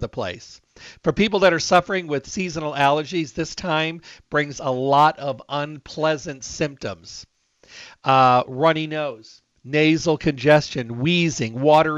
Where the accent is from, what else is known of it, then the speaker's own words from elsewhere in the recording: Michigan, United States; moved away; Michigan. That's where I was raised